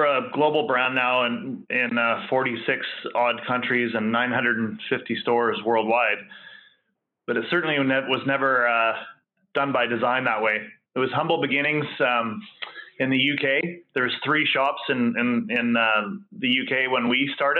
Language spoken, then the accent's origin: English; West Coast of Vancouver Island, British Columbia, Canada; I came from the West Coast of Vancouver Island